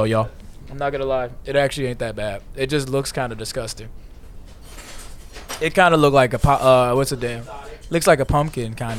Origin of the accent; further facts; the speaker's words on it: Chicago suburbs, near Blue Island, Illinois, United States; I'm from Chicago suburbs, a little town called Cree. But we could just say it's like near Blue Island, around that area.